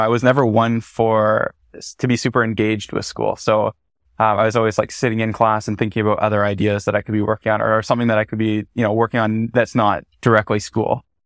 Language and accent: English; Bracebridge, Ontario, Canada; moved away as an adult; also born or lived in Ottawa; I grew up in Muskoka, Ontario. Mm-hmm. So uh, specifically in Bracebridge, a super small town